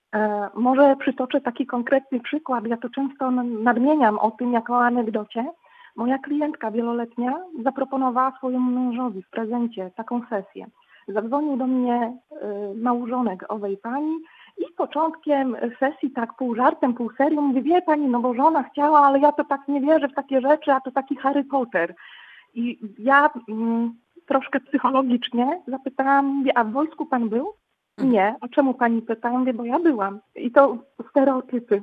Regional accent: Poland; jestem z Polski, czy Rosji

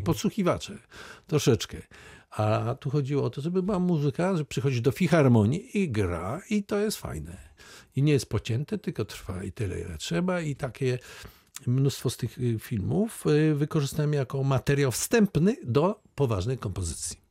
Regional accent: Wałbrzych, Lower Silesian Voivodeship, Poland; urodziłem w Wałbrzychu

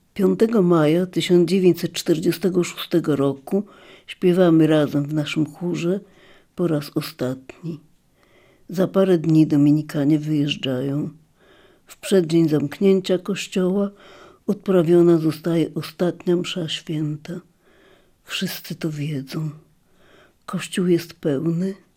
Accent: Lviv, Lviv Oblast, Ukraine; jestem z Lwowa

